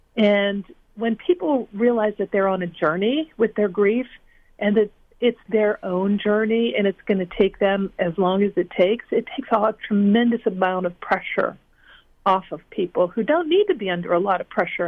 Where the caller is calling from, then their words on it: Cooperstown, New York, United States; I am calling in from Cooperstown, New York.